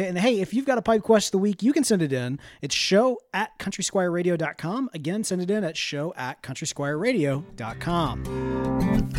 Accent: the South, United States; We're from the South

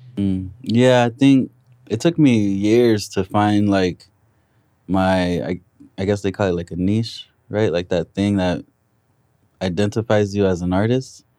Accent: Compton, California, United States; be from Compton and, yeah, rep my city

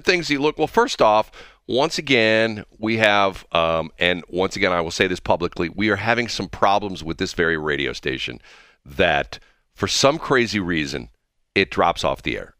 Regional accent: North County, Missouri, United States; on my street growing up in North County

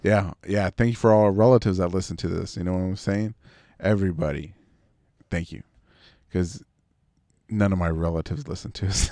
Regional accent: Texas, United States

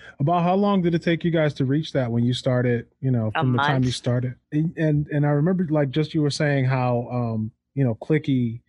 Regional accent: Detroit, Michigan, United States; now in Boston, United States; I'm from Detroit.

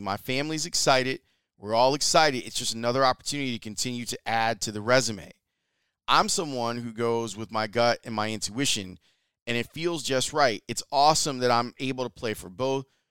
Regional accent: United States; I always feel inadequate as an American.

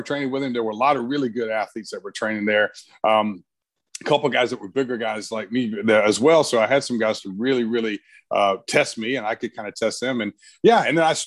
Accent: Brunswick, Georgia, United States; I grew up in Brunswick, Georgia

